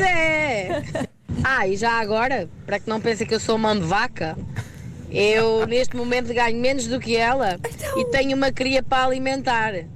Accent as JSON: {"language": "Portuguese", "town": "Pontével", "country": "Portugal", "said": "sou de Pontevel"}